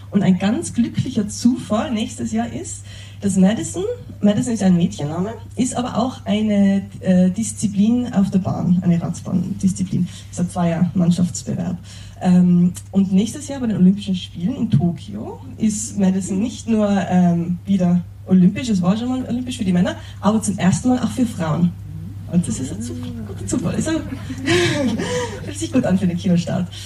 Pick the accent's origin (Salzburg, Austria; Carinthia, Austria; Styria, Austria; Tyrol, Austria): Tyrol, Austria; Ich bin in den Bergen in Tirol aufgewachsen